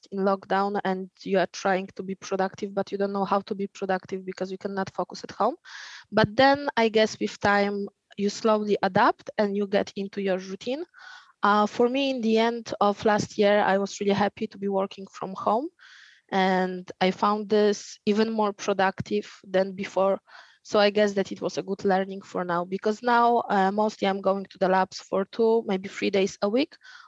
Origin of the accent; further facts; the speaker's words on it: Poland; moved away as an adult; also born or lived in Warsaw, Poland / France; now in Australia; my hometown is around 200 kilometers from Warsaw, but I was studying and living in Warsaw.